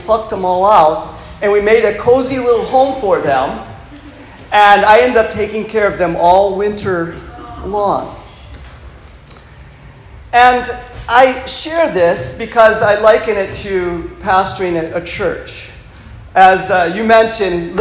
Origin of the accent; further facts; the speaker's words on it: Michigan, United States; moved away; I'm from the northern part of the United States, and I grew up on a lake in Michigan